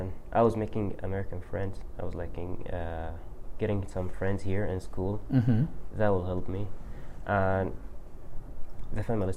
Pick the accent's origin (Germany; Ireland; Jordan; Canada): Jordan; born or raised there; English is a second language; moved away as an adult; also born or lived in Syria; now in Missoula, United States